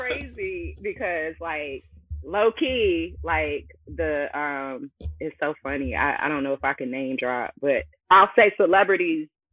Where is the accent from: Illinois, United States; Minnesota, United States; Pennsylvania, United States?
Illinois, United States; Chicago; I am hailing from Chicago, Illinois